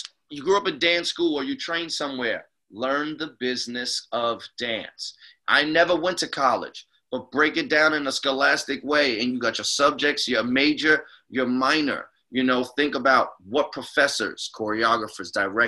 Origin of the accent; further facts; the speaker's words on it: New York City, New York, United States; I'm from the Bronx, New York